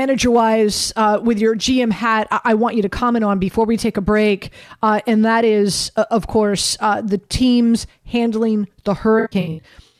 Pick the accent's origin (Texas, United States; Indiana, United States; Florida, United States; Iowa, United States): Florida, United States; Miami; moved away; I'm from Miami.